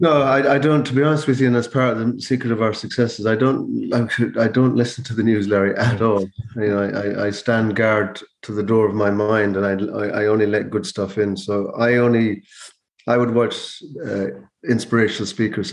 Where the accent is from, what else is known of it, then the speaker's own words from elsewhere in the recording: Mayo, Connacht, Ireland; moved away as an adult; now in Donegal, Ireland; I'm originally from Mayo, but I live in Donegal